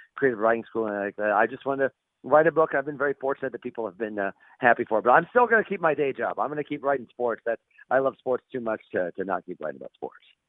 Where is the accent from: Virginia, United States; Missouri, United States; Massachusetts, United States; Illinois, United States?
Illinois, United States; Central; I'm from Central Illinois